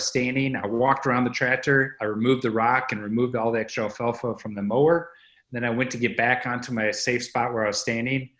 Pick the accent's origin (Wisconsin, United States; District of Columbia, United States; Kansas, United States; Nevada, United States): Wisconsin, United States; Boscobel; Boscobel, Wisconsin, which is my hometown